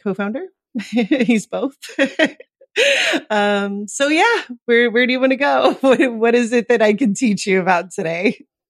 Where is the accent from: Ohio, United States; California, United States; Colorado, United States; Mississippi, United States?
California, United States; Los Angeles; moved away as an adult; now in Lisbon, Portugal; I'm from Los Angeles. That's where I was born and mostly raised, is Los Angeles metro